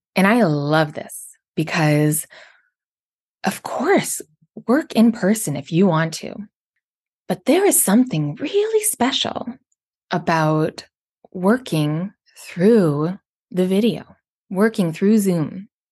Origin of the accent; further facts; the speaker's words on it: Canada; I'm from Canada